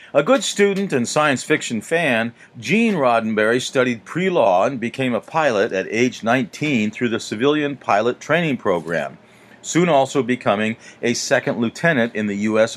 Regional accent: Aurora, Colorado, United States; now in Maine, United States; I was a young teenager growing up in Aurora, Colorado then a modest suburb on the eastern edge of Denver

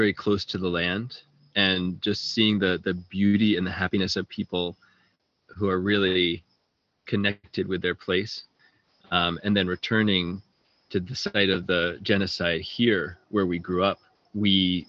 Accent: Phippsburg, Maine, United States; also born or lived in Portland, Maine / Armenia / Ladakh; I live here in Franklin, Maine as well. I grew up in Phippsburg, Maine. Went to high school in Portland, and I've traveled quite a bit

